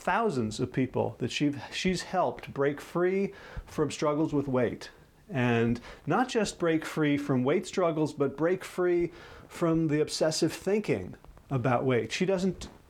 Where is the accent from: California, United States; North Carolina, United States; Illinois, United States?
North Carolina, United States; my home state of North Carolina